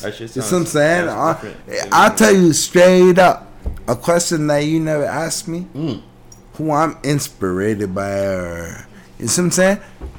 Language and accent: English; Toronto, Ontario, Canada; I'm from D Block. I'm from Dolphin and Eglinton.